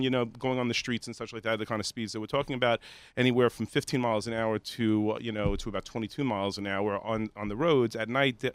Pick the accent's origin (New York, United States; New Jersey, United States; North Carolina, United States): New York, United States; Five Towns; I'm from the Five Towns